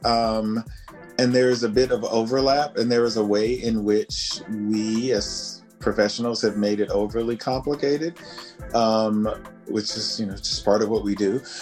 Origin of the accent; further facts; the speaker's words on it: West Virginia, United States; in a local church choir in my hometown in West Virginia